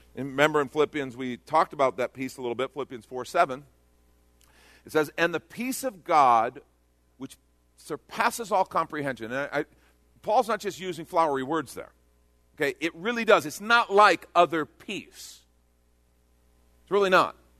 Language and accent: English; Texas, United States; I'm from Texas